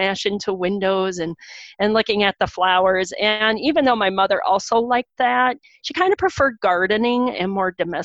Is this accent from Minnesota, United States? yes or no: yes; Stearns County, Minnesota, United States; where I grew up in Stearns County